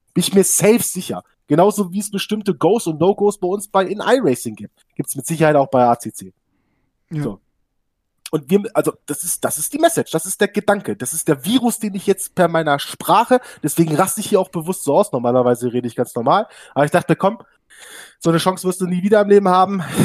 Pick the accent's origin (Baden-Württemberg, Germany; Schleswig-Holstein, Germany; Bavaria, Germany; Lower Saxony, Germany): Lower Saxony, Germany; Hanover; ich komme aus dem Raum Hannover